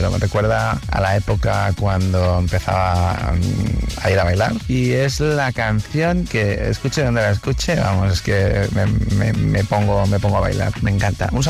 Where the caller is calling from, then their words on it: Santiago de Compostela, Galicia, Spain; Hola Tony, soy … de Santiago de Compostela.